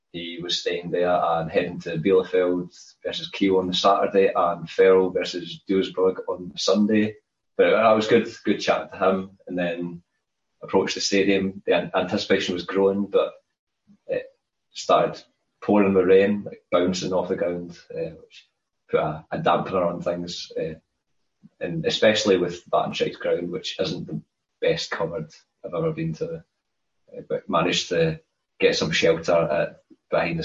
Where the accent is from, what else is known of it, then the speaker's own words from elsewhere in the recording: Scotland, United Kingdom; I'm Scottish.